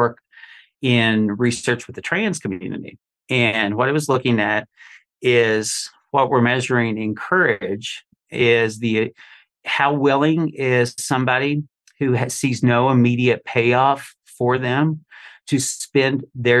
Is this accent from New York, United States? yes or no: no; Eastern Kentucky, United States; growing up in Eastern Kentucky